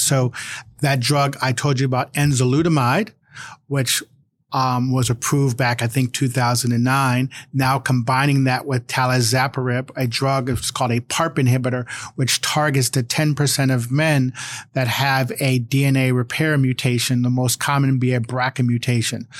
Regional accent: Cleveland, Ohio, United States; now in Virginia, United States; I grew up in Cleveland

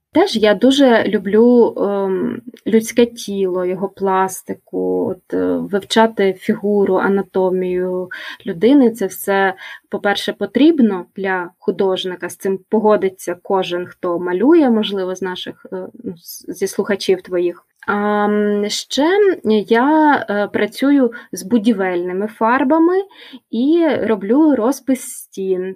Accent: Kyiv, Ukraine; Я народилася у Києві, і більшість свого життя я прожила у цьому місті

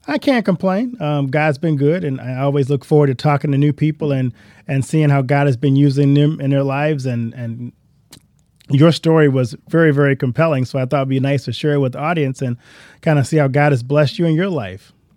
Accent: Louisiana, United States; I grew up in Louisiana

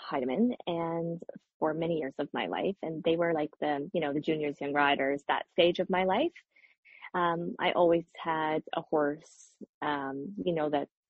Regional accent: Nova Scotia, Canada; also born or lived in Ottawa / New York; now in Montreal, Canada; I grew up in Nova Scotia and I was living in Ottawa for a long time

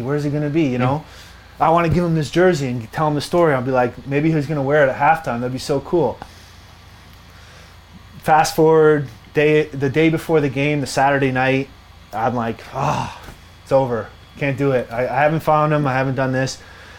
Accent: Ontario, Canada; And I grew up less than an hour from where he grew up.

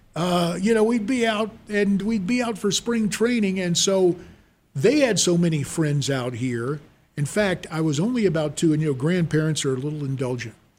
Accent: High Point, North Carolina, United States; moved away as an adult; also born or lived in Cincinnati, Ohio / Raleigh, North Carolina; now in Phoenix, United States; growing up in High Point, North Carolina

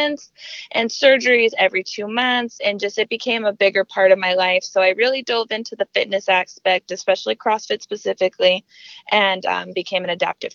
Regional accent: Denver, Colorado, United States; moved away as an adult; now in South Texas, United States; I was born and raised in Denver, Colorado, and now I've lived in South Texas probably for about 4 years

